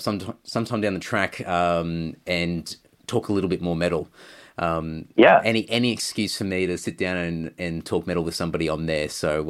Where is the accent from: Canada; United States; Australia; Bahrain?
Australia; Brisbane, Queensland; moved away as an adult; also born or lived in Redcliffe; now in Sydney, Australia; I'm originally from Brisbane, born in Redcliffe, and moved to Sydney to actually join the band that I'm in now and still in it.